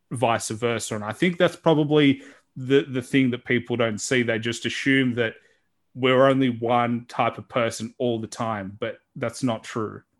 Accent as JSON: {"language": "English", "country": "Australia", "said": "a guy from Australia"}